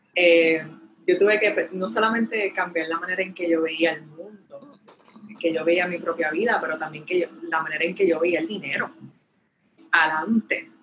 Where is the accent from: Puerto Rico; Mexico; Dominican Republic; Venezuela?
Puerto Rico; moved away; el boricua, yo extraño mi tierra